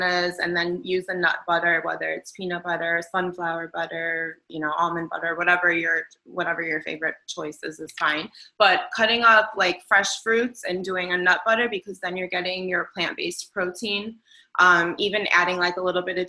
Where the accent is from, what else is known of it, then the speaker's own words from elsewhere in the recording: Chicago, Illinois, United States; I'm from Chicago. That's a big part of who I am.